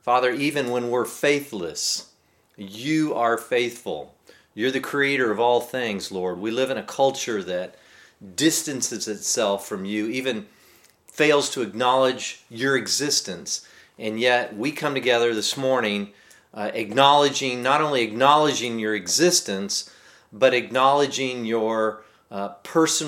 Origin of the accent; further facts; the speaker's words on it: Texas, United States; growing up in Texas